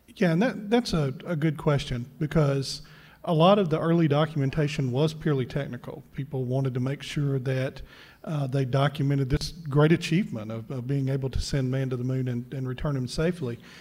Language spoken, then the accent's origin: English; Mississippi, United States; we're both from Mississippi